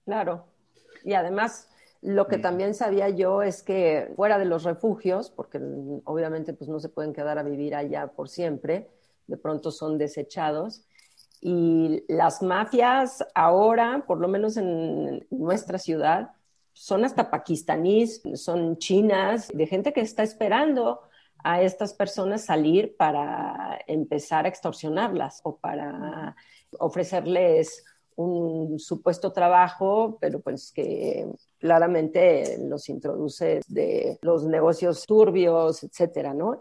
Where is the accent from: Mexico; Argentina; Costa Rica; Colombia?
Mexico; estamos siendo quizás mexicanos